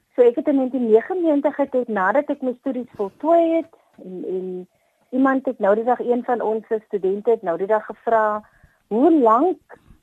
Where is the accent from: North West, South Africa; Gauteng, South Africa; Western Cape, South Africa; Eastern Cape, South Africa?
Western Cape, South Africa; Paarl; moved away as an adult; also born or lived in West Coast, South Africa; kom ek te Parel uit. Uh in die Parel skool gegaan het was by New Orleans uh mm. sekondêr